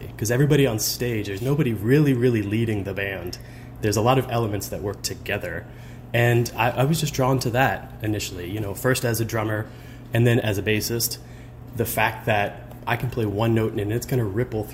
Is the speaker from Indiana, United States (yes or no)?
no; Fort Worth, Texas, United States; now in St. Louis, United States; I grew up in Fort Worth, Texas